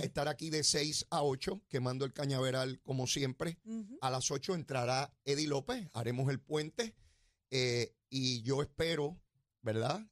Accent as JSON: {"language": "Spanish", "country": "Puerto Rico", "tie": "born or raised there", "said": "donde yo me crié en Semana Llana"}